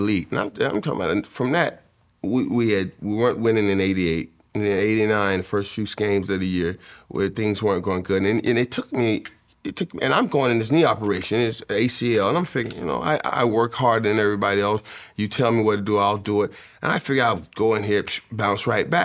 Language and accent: English; Miami, Florida, United States; growing up in Miami